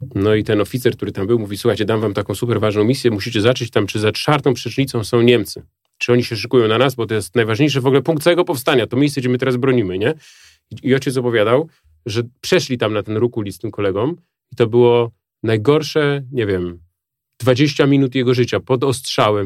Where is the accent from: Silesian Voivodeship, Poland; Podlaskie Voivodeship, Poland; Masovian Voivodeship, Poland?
Masovian Voivodeship, Poland; Warsaw; moved away; do tego swojego haimatu na ten Ursunów